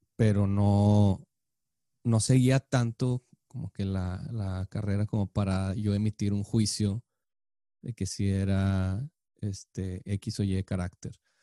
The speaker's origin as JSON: {"language": "Spanish", "town": "Monterrey", "region": "Nuevo León", "country": "Mexico", "tie": "born or raised there", "said": "creciendo en Monterrey"}